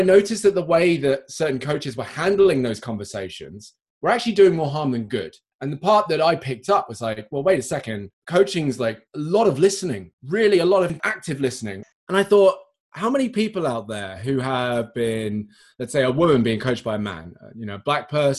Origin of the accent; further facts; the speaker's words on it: United Kingdom; accent: well-spoken British; I'm British